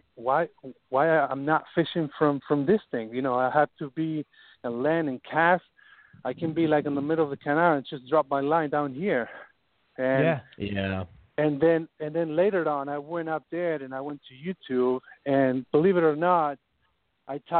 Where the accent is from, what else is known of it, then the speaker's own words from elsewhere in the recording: Argentina; also born or lived in Hallandale, Florida; now in Florida, United States; I'm from Argentina, and we don't have the same fishery that is down here